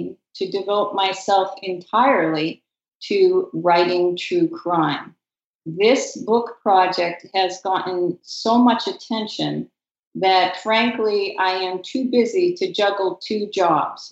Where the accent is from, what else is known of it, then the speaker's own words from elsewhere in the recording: Massachusetts, United States; moved away as an adult; also born or lived in Montreal, Canada / Vancouver, Canada / Ohio, United States; now in Connecticut, United States; I grew up in New England, in Massachusetts, and have lived in many other places